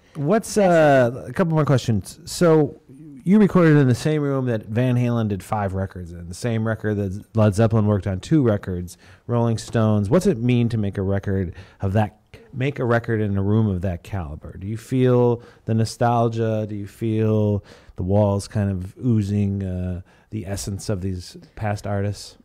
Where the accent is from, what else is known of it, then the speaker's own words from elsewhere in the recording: Chicago, Illinois, United States; I'm from Chicago